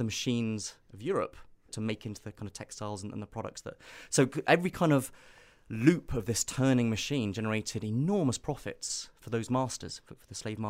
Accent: Nairobi, Kenya; So I grew up in East Africa. So in a sense, my own childhood in kind of school in Nairobi is very similar to our own childhood as a species.

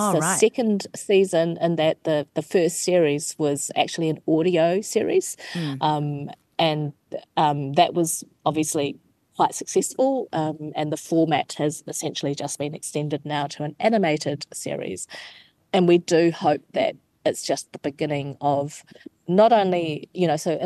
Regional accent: New Zealand; specifically to growing up in New Zealand.

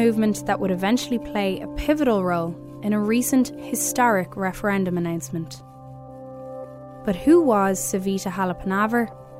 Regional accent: Ireland; moved away; As an Irish woman

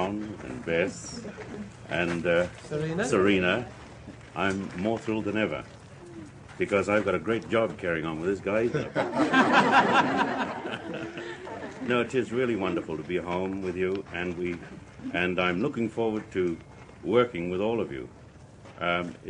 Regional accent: New Zealand; moved away

